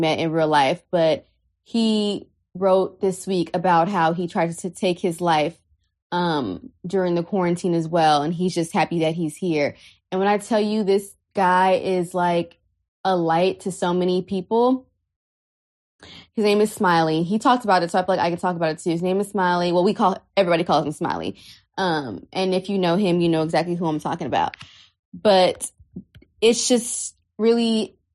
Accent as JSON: {"language": "English", "town": "Houston", "region": "Texas", "country": "United States", "tie": "born or raised there", "also_born_or_lived": "Harlem, New York", "said": "We grew up together in Houston."}